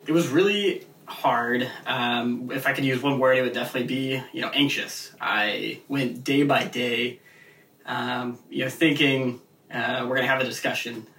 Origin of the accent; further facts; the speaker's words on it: Seattle, Washington, United States; moved away as an adult; also born or lived in Indiana; I'm the kid from Seattle, Washington, over on the you know the liberal West Coast